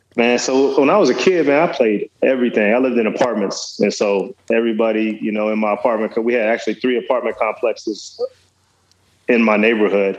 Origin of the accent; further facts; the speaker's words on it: Dallas, Texas, United States; also born or lived in West Virginia; I got to Dallas at, at that age, and kind of that's where I, I did mo- most of my growing up